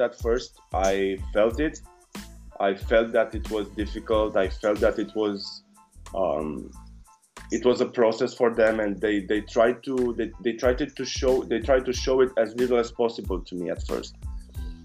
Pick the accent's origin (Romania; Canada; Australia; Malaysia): Romania; I come from Romania.